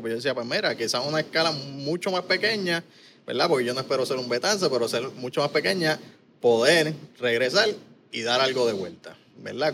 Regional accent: Caguas, Puerto Rico; moved away as an adult; also born or lived in San Lorenzo, Puerto Rico / Texas; Yo me crié aquí en Cagua y San Lorenzo, en residenciales, en barriadas

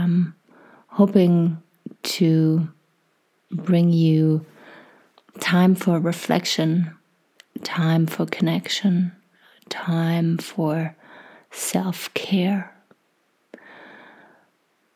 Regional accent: Germany; moved away as an adult; now in Canada; I was born and raised in Germany

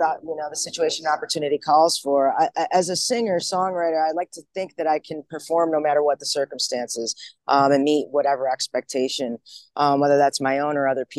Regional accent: Rochester, New York, United States; now in Portland, United States; I'm originally from Rochester, New York. That's upstate

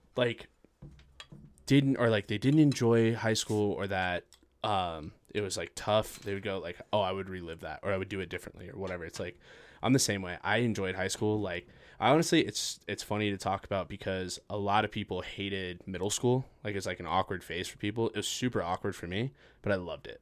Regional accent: Farmington, New Mexico, United States; also born or lived in Las Cruces / Rio Rancho; growing up in Farmington

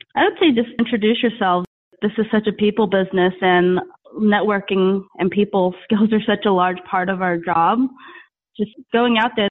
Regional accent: New York, United States; moved away; I'm from New York originally

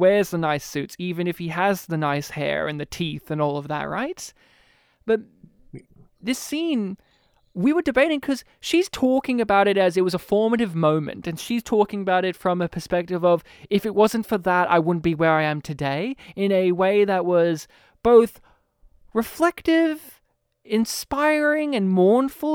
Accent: Australia; As an Australian

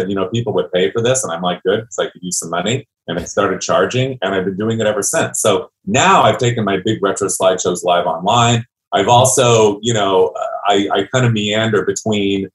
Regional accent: Ontario, California, United States; I was born in Ontario, California. My dad was a used car dealer. My mother was a happy housewife. So I kind of grew up a creative type

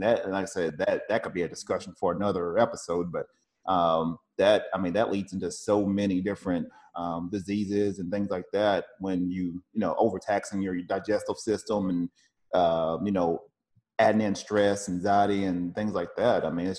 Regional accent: Tennessee, United States; now in California, United States; I'm originally from Tennessee. I'm from the South, and everybody is sort of, it's just one of those, you know, you go to work, you know, you go to church, you know, it's just a real Bible Belt type feel.

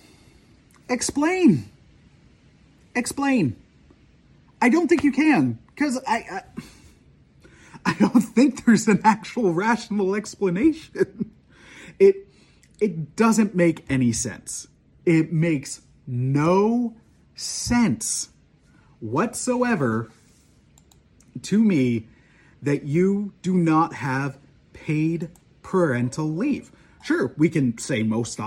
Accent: Canada; as a Canadian, as an outsider

